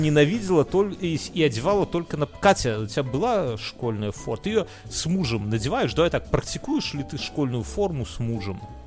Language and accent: Russian; Belarus; мы белорусы все